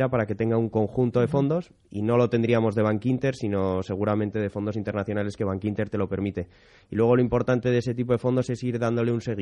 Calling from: Madrid, Community of Madrid, Spain; Hola, buenos días. … de Madrid.

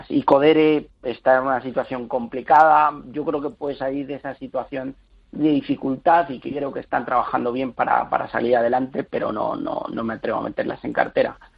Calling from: Madrid, Community of Madrid, Spain; de Madrid.

